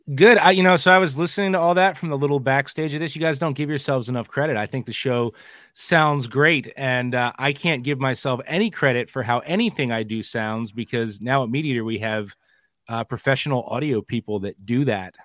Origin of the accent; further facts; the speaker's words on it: New Jersey, United States; moved away as an adult; now in Pennsylvania, United States; I grew up in New Jersey